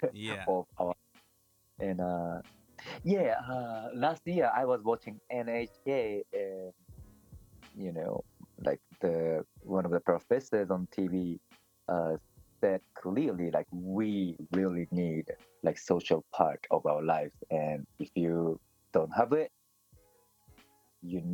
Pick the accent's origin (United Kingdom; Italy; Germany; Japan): Japan; Tokyo; I'm from Tokyo. So everybody, all my relatives, most of my relatives live in Tokyo or Kanto